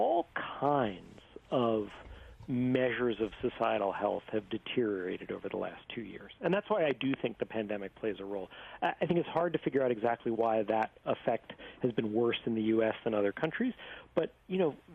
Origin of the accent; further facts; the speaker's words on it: New York, United States; I grew up in New York in the 1980s